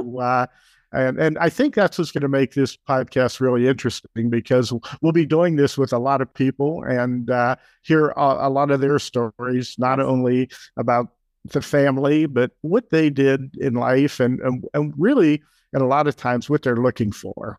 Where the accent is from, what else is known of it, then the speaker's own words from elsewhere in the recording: Pittsburgh, Pennsylvania, United States; moved away as an adult; also born or lived in Chicago / Madison, Wisconsin; now in Argyle, United States; Jeannie and I, we were both born and raised in Pittsburgh, and, uh, we moved away in nineteen seventy-four to Chicago